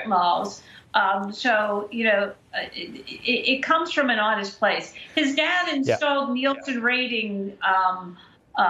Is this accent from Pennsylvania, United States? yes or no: yes; Pennsylvania, United States; my home state of Pennsylvania